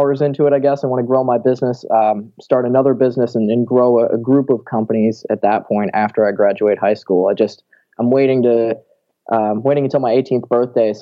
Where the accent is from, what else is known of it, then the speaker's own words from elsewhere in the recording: Milwaukee, Wisconsin, United States; originally I was born in Milwaukee